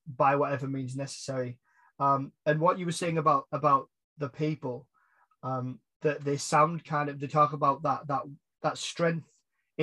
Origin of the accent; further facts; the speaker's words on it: United Kingdom; I'm British